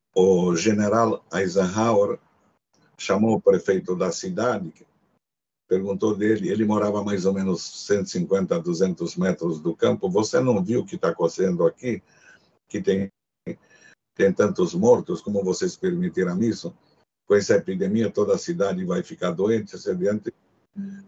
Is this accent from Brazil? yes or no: no; Cluj-Napoca, Cluj County, Romania; first language Hungarian; Portuguese is a second language; moved away